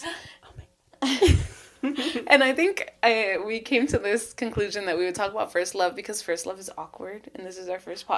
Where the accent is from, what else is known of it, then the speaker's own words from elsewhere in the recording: Hawthorne, California, United States; I am from Hawthorne, California. From the south of LA, South Bay